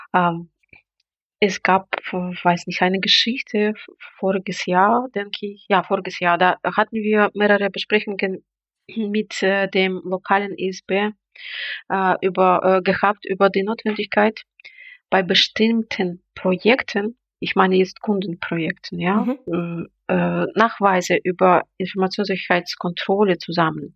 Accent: Belarus; da ich jetzt bin in Belarus bin

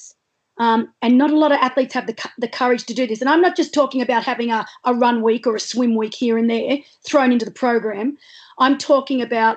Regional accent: Australia; As an Australian athlete

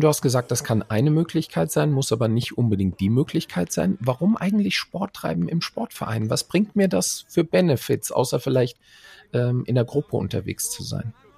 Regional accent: Frankfurt am Main, Hesse, Germany; hier in meiner Heimatstadt Frankfurt am Main

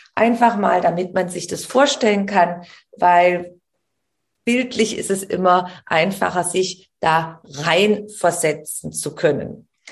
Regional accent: Germany; bei uns in Deutschland

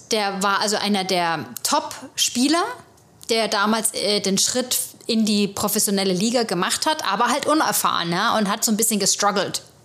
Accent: Germany; moved away as an adult; also born or lived in Munich; now in New York, United States; wir, wir Deutsche

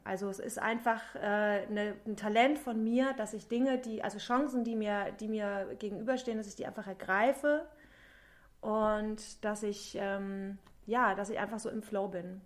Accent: Thuringia, Germany; moved away as an adult; also born or lived in Cologne, Germany; now in Berlin, Germany; Ich komme ursprünglich komme ich aus Thüringen, also ich komme aus dem Osten mhm. und habe 20 Jahre in Köln gelebt und also ich bin mit 20 nach Köln

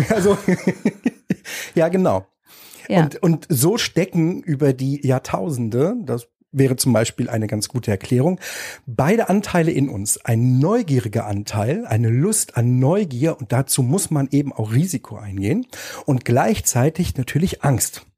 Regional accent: Erfurt, Thuringia, Germany; in der Platte in Erfurt gab es Flure mit vielen Nachbarn

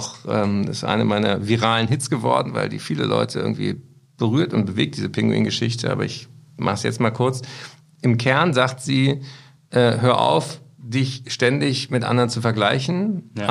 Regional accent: Berlin, Germany; Und dann bin ich in Berlin am 6. und 7. Dezember. Da spiele ich in meiner Heimatstadt im Tempodrom.

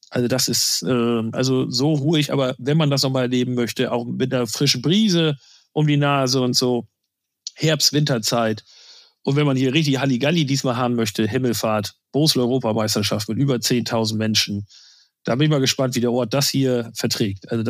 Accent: Lower Saxony, Germany; ich komme noch aus Friesland. Das ist jetzt kein Spaß.

